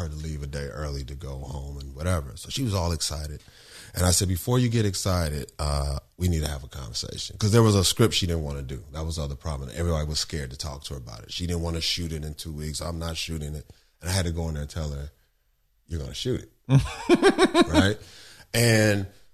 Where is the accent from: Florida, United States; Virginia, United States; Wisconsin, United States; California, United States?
California, United States; Los Angeles; South Central